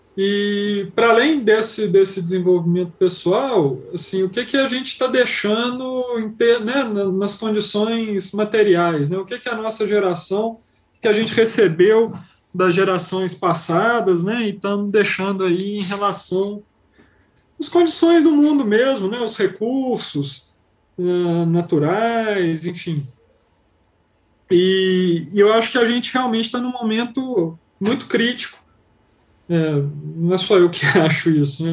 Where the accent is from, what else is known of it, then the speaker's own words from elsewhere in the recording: Belo Horizonte, Minas Gerais, Brazil; Eu sou nascido em Belo Horizonte